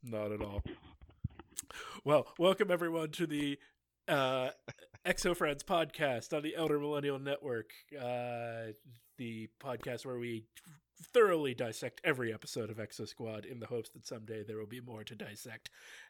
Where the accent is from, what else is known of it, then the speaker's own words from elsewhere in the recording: Pittsburgh, Pennsylvania, United States; was born in, seems raised in, kind of what most people would consider to be my hometown, Pittsburgh.